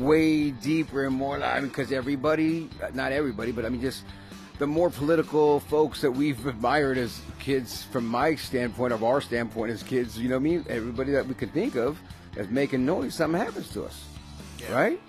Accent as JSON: {"language": "English", "town": "San Jose", "region": "California", "country": "United States", "tie": "born or raised there", "said": "I'm from the Bay, born and raised in San Jose."}